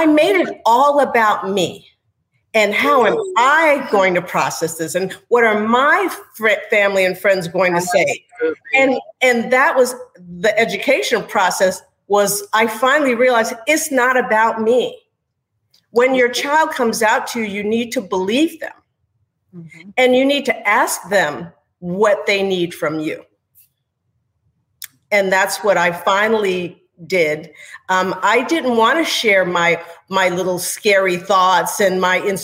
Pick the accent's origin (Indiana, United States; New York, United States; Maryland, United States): New York, United States; moved away as an adult; now in Houston, United States; my background is that I was raised in New York, but I married a Texan, wound up settling in Houston, Texas